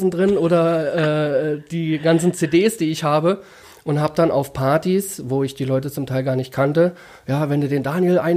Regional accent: Calden, Hesse, Germany; born there; ja, ich komme ja gebürtig aus Kalden

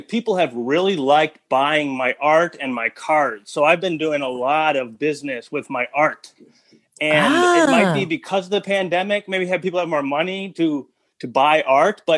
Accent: Minneapolis, Minnesota, United States; moved away as an adult; now in Madison, United States; I was raised in Minneapolis, Minnesota

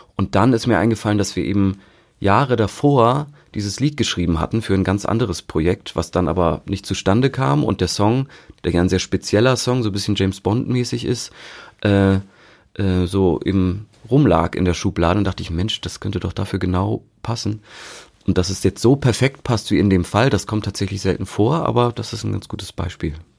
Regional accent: Hamburg, Germany; ich bin ja im, im Norden in Hamburg aufgewachsen

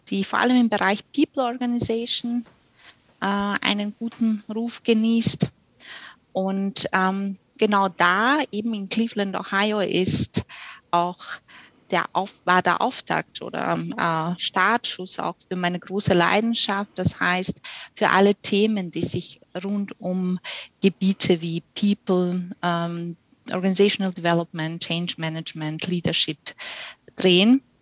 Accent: Austria; now in Germany; Wie man unschwer heraushören kann, komme ich nicht aus Bayern, ich komme aus Österreich ähm, und ich bin für meine aktuelle Position von Wien äh, nach äh, Bayern gezogen.

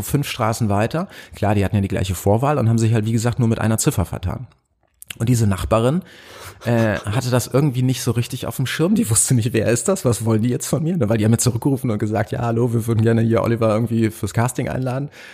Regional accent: near Cologne, North Rhine-Westphalia, Germany; moved away as an adult; also born or lived in Potsdam / Berlin; ich komme aus NRW, das aus der Nähe von Köln

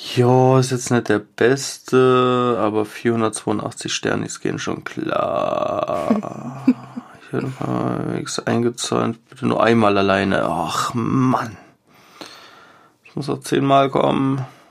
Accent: Germany; ich bin in Deutschland groß geworden.

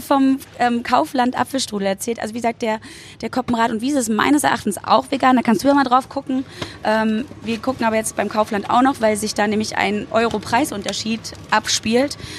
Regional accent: Berlin, Germany; auch wenn ich in Berlin wohne und da groß ja. geworden bin. Ich bin ja auch in der DDR geboren worden

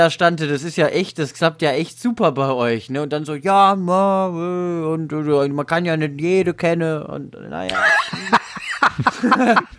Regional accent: Brandenburg, Germany; also als Brandenburgerin Baden als nirgendwo zu bezeichnen, das ist schon ziemlich mutig.

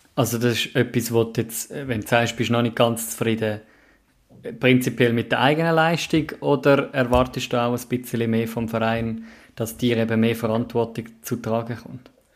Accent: Zurich, Switzerland; als Zürcher

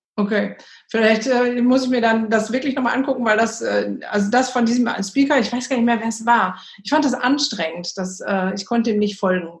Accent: Germany; bei uns in Deutschland sind die Lehrer ja sogar verbeamtet

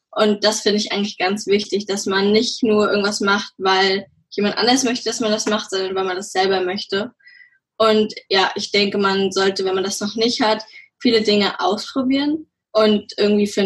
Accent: Schwerin, Mecklenburg-Vorpommern, Germany; ich bin 17 Jahre alt. Ich komme aus Schwerin

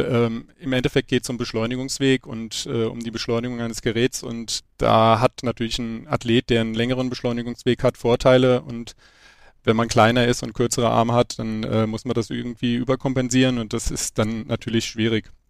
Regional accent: Wiesbaden, Hesse, Germany; Ich bin in Wiesbaden aufgewachsen und bin über meine Eltern zur Leichtathletik gekommen.

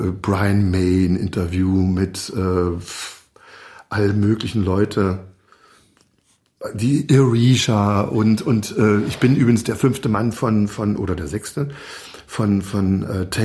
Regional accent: Magdeburg, Saxony-Anhalt, Germany; Es geht zurück in meine frühe Jugend. Ich bin ja aus Magdeburg. Ja. Und da hört, da war unser Sender NDR 2.

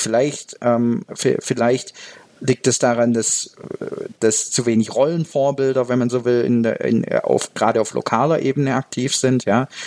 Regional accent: Baden-Württemberg, Germany; moved away as an adult; now in Switzerland; meinen Heimatbundesland Baden-Württemberg

